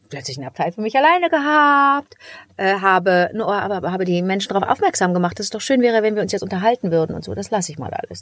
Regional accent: Cologne, North Rhine-Westphalia, Germany; Ich bin aus Köln

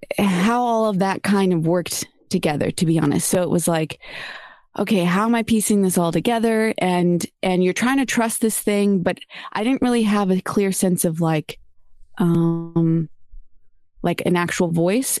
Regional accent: San Diego, California, United States; now in Los Angeles, United States; growing up in San Diego

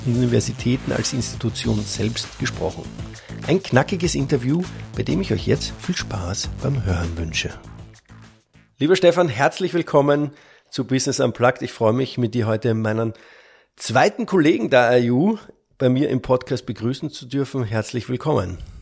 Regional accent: Austria; als Österreicher

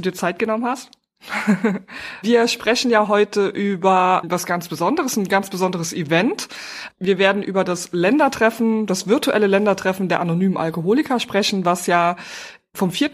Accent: Trier, Rhineland-Palatinate, Germany; now in Berlin, Germany; Ich komme aus Trier und bin geflüchtet nach Berlin

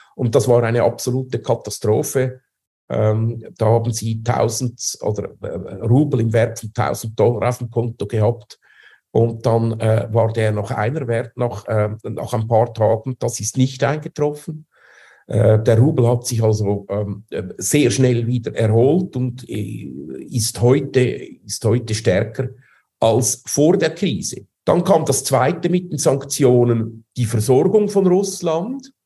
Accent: Switzerland; moved away as an adult; also born or lived in Zurich; now in Moscow, Russia; Ich bin ja Schweizer, das heißt, äh, wir behaupten ja, wir seien das demokratischste Land auf der Welt

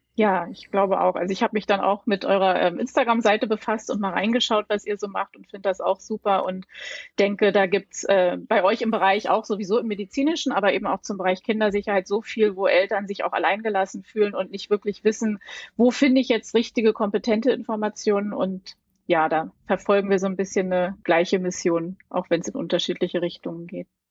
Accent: Berlin, Germany; ich komme aus Berlin

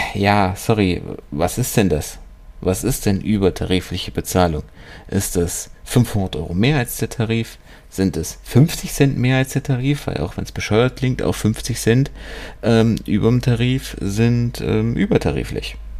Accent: Germany; hier bei uns in Deutschland

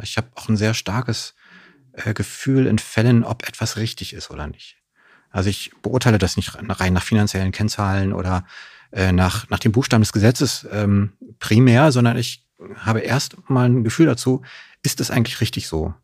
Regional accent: Neuruppin, Brandenburg, Germany; moved away as an adult; also born or lived in Greifswald / Königs Wusterhausen; now in Berlin, Germany; Später dann äh, auf so ein Dorf in der Nähe von Neuruppin. Mhm. von da aus bin ich dann auch in Neuruppin am Ende zur Schule, habe dann mein Abitur gemacht

